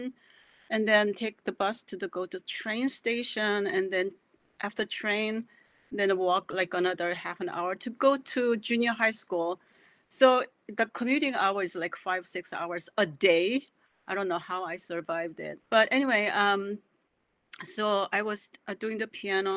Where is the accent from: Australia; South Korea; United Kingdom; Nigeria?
South Korea; now in Ohio, United States; my growing up in South Korea